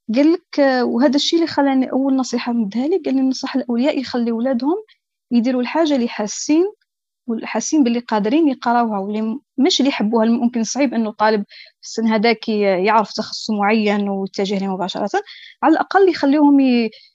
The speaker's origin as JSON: {"language": "Arabic", "country": "Algeria", "said": "عندنا في الجزائر"}